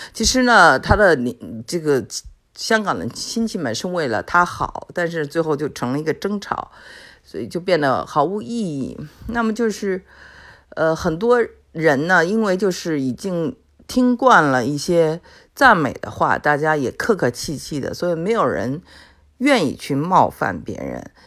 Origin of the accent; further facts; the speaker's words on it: China; 我们中国人就说实话嘛